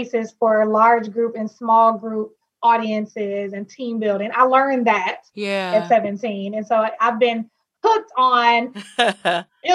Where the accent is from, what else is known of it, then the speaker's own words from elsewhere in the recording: Milwaukee, Wisconsin, United States; moved away as an adult; now in Philadelphia, United States; I am born and raised in Milwaukee, Wisconsin